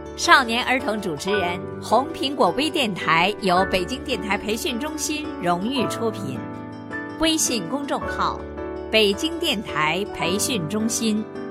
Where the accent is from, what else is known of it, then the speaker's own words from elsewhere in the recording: Santai, Sichuan, China; 今年十岁了，我来自四川省三台县，七一小学五年级三班